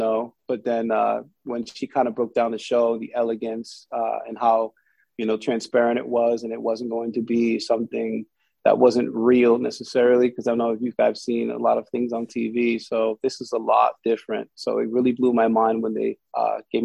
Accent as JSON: {"language": "English", "town": "Providence", "region": "Rhode Island", "country": "United States", "moved": "as an adult", "lives_now": "San Diego, United States", "said": "I'm from Providence, Rhode Island, stationed right now in San Diego, California."}